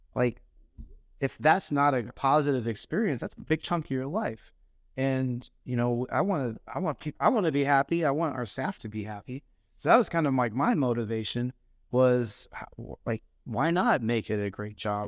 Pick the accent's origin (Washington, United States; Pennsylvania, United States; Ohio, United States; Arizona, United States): Arizona, United States; Phoenix; moved away; I grew up in Phoenix